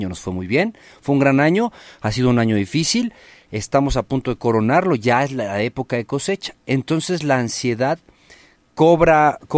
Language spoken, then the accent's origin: Spanish; Acapulco, Guerrero, Mexico; Mi tierra, mi tierra querida para el mundo desde Acapulco. Comadres, compadres, estamos transmitiendo completamente en vivo desde Acapulco.